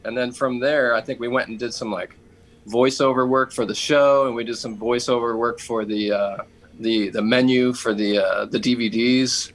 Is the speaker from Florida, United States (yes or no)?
no; Atlanta, Georgia, United States; we're from Atlanta, and uh, Turner Broadcasting is is based here